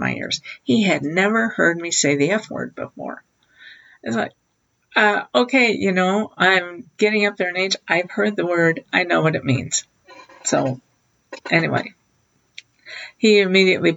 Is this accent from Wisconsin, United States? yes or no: yes; South Central Wisconsin, United States; I grew up in South Central Wisconsin